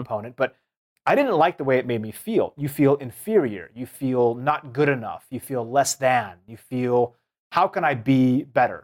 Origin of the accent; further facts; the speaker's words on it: Seattle, Washington, United States; I grew up in the Seattle region.